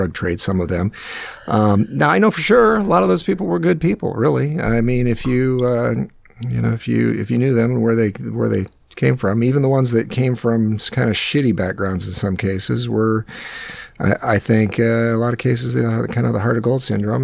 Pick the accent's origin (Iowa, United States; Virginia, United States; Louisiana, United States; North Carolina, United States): Iowa, United States; Northwest; my hometown up in where I grew up in Northwest Iowa in the middle of nowhere